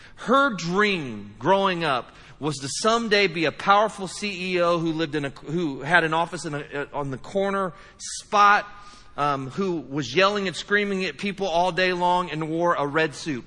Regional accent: United States; we're from the United States

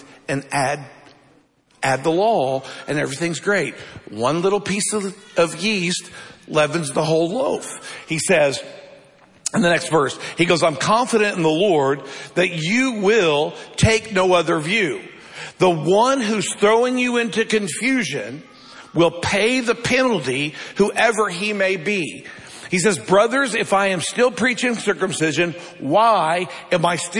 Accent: United States; we live in America

